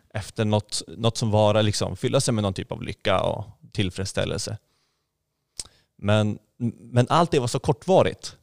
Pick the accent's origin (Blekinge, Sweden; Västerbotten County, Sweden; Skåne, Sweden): Västerbotten County, Sweden; Skellefteå; moved away as an adult; also born or lived in Egypt / Gothenburg; now in Hönö, Sweden; Jag kom från Skellefteå ursprungligen